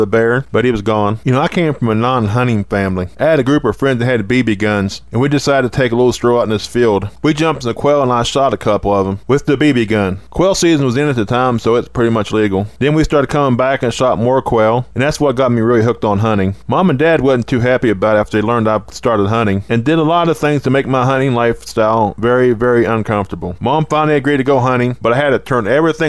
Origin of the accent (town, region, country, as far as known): West Virginia, United States